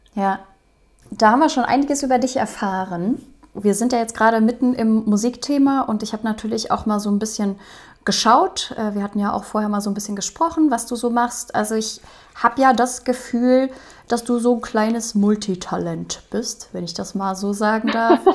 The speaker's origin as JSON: {"language": "German", "region": "Rhineland", "country": "Germany", "tie": "born or raised there", "said": "Ich komme hier auch aus dem Rheinland, von daher Karneval. Ich bin auch mit groß geworden."}